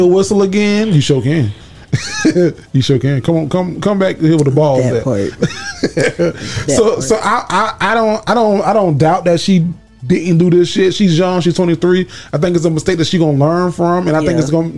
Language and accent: English; Florida, United States; also born or lived in Daytona Beach, Florida / Ormond Beach, Florida; I'm from Florida